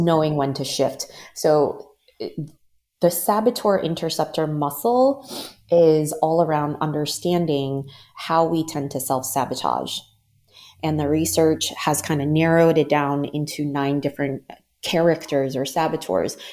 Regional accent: Maryland, United States; moved away as an adult; also born or lived in Los Angeles / San Francisco / New York / Ghana; I was born and raised in the Maryland area

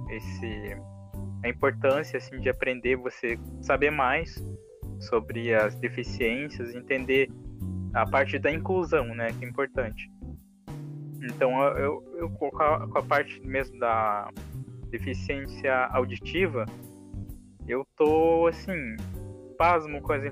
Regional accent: Paraná, Brazil; Eu sou do Paraná. Então, uhum. pertinho, né? São Paulo, Paraná aí.

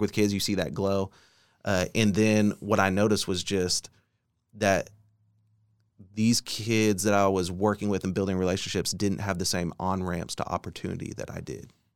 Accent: Bartlesville, Oklahoma, United States; now in Oklahoma City, United States; I grew up in Bartlesville, Oklahoma

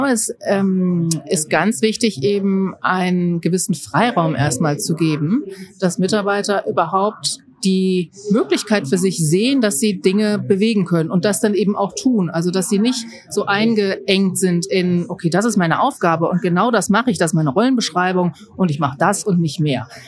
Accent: Mönchengladbach, North Rhine-Westphalia, Germany; Ich komme aus Mönchengladbach. Das ist im Rheinland bei Düsseldorf.

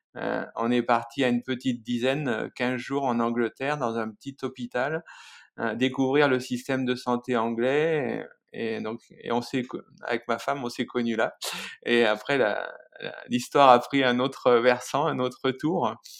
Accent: Creuse, Nouvelle-Aquitaine, France; moved away; also born or lived in Lozère; je suis né dans la Creuse, en plein centre de la France

